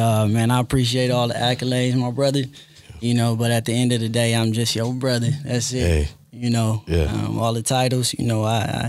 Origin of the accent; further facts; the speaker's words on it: Compton, California, United States; I'm originally from Compton, California.